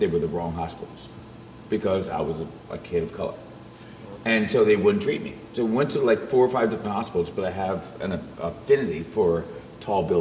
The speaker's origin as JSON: {"language": "English", "town": "Saginaw", "region": "Michigan", "country": "United States", "tie": "born or raised there", "also_born_or_lived": "Burlington", "moved": "yes", "said": "I grew up in Saginaw, Michigan"}